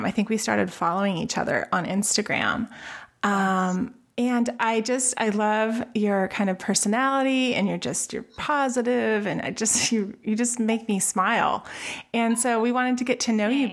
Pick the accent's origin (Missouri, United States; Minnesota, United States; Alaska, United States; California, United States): California, United States; Alta Loma; now in Northern California, United States; I lived in Altaloma, which is a little suburb over by Upland, Ontario, the base of Mount Baldy